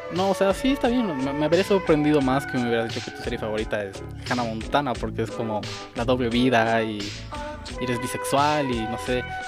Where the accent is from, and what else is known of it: Bolivia